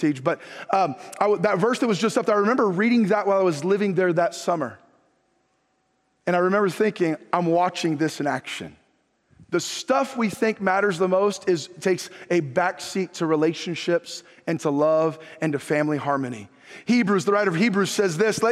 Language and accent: English; Northern California, United States; after growing up in Northern California, born and raised in California